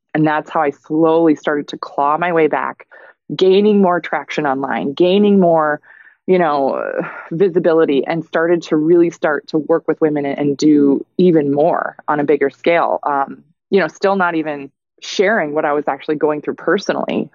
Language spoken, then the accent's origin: English; Minnesota, United States; moved away; I'm looking at moving back to my home state of Minnesota